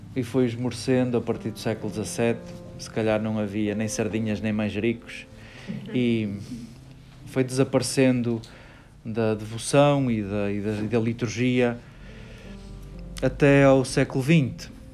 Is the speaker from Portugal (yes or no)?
yes; Portugal; somos portugueses